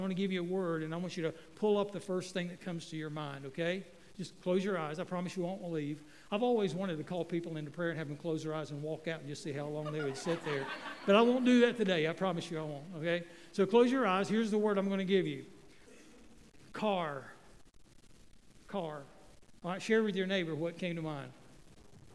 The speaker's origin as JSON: {"language": "English", "town": "Waynesville", "region": "North Carolina", "country": "United States", "tie": "born or raised there", "said": "I grew up in Waynesville, North Carolina"}